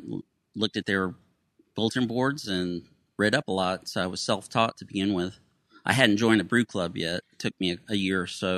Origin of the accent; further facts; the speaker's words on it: Tampa, Florida, United States; I'm from Tampa, Florida.